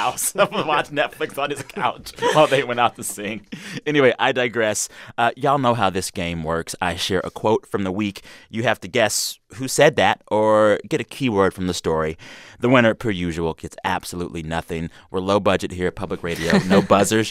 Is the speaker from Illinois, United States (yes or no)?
no; San Antonio, Texas, United States; moved away; growing up in Texas